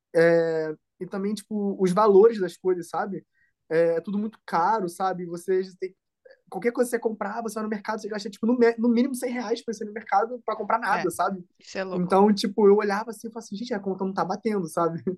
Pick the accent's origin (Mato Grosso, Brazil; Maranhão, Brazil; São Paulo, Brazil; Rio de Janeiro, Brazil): Rio de Janeiro, Brazil; moved away as an adult; now in Germany; eu sou do Rio, né? Então é uma cidade grande.